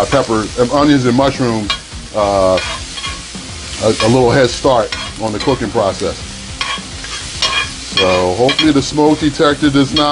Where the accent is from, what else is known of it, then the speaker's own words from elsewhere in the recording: Philadelphia, Pennsylvania, United States; moved away; Philadelphia, my hometown.